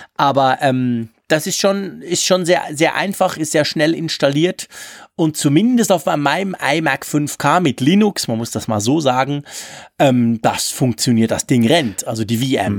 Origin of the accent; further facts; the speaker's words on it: Switzerland; für mich als Schweizer